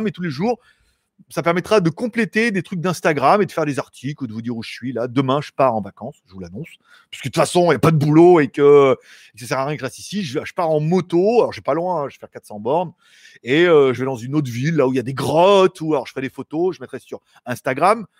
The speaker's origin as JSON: {"language": "French", "country": "France", "accent": "French", "moved": "yes", "lives_now": "Thailand", "said": "je suis français"}